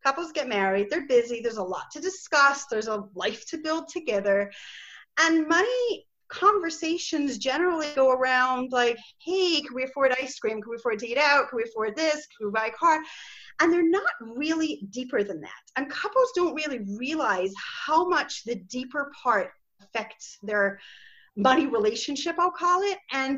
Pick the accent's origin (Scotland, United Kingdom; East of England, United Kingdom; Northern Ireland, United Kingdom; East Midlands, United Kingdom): Scotland, United Kingdom; accent: Scottish; I've sort of lost my Scottish accent. Most people think I'm American already, but I think your office manager probably sounds more Scottish than I do.